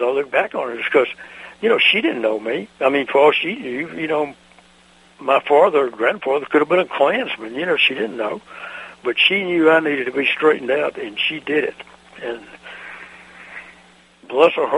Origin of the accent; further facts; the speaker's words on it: Mississippi, United States; when I was growing up in Mississippi in the 40s